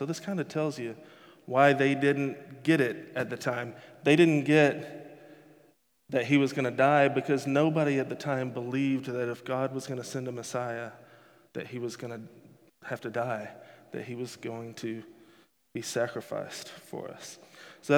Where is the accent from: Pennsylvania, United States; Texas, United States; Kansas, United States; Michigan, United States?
Texas, United States; moved away as an adult; I grew up in Texas. I lived in Texas for 30 years